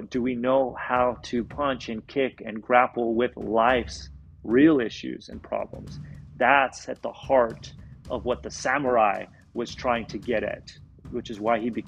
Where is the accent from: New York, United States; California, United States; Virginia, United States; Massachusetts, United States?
California, United States; Southern; I grew up in Southern California